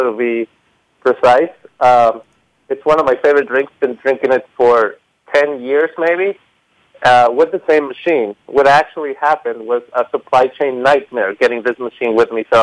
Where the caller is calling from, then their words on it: Los Angeles, California, United States; Well, I'm calling from Los Angeles.